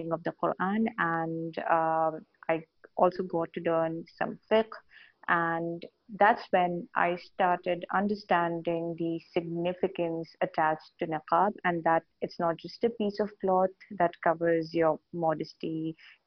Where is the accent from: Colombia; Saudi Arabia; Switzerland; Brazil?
Saudi Arabia; now in India; I was born and raised in Saudi Arabia